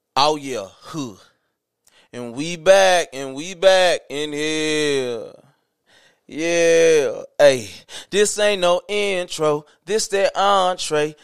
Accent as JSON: {"language": "English", "region": "the South", "country": "United States", "tie": "born or raised there", "said": "I grew up in the South. I grew up in the dirty South."}